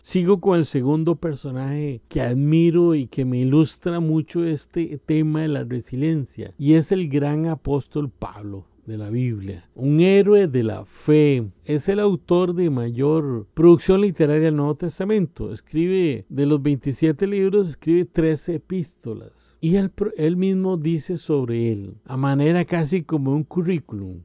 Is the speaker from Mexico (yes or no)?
no; Costa Rica; En mi país, Costa Rica